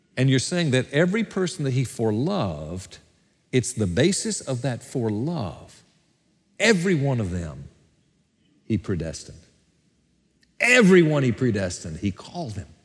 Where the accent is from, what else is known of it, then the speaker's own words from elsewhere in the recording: Gadsden, Alabama, United States; moved away; my hometown of Gadsden, Alabama, at my fiftieth high school reunion